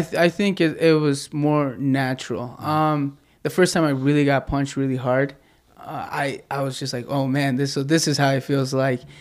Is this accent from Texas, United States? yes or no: no; Midway, Utah, United States; I'm originally born and raised in Utah. Uh, I grew up in Midway.